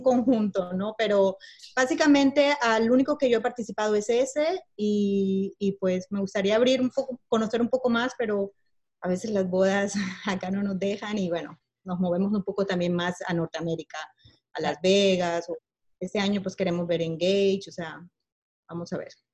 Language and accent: Spanish; Barranquilla, Atlántico, Colombia; yo soy de Colombia, de la parte norte eh, de Barranquilla